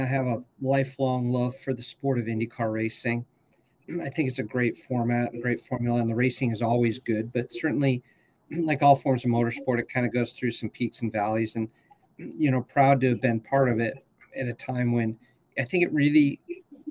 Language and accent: English; United States; as an American